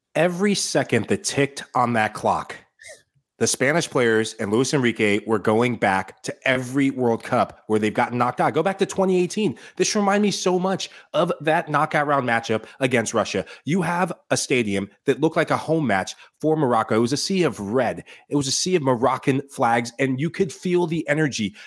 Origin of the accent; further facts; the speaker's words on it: Sierra Leone; my home country is Sierra Leone